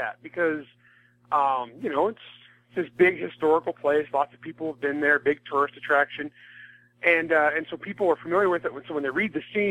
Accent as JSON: {"language": "English", "region": "California", "country": "United States", "tie": "born or raised there", "also_born_or_lived": "Alabama / Mississippi", "said": "I grew up in California, a very rural part of California"}